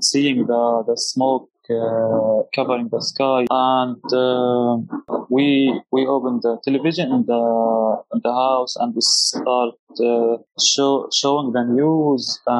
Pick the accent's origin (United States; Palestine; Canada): Palestine; Gaza Strip; I was born and raised in Gaza Strip all my life.